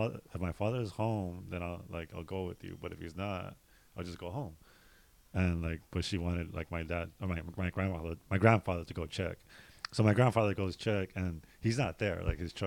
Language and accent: English; Los Angeles, California, United States; also born or lived in Fontana, California; City Terrace